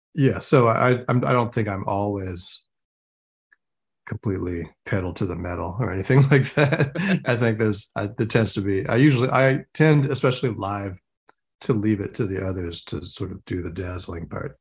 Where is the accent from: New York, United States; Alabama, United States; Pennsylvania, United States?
New York, United States; Rochester; when I was growing up in Rochester, New York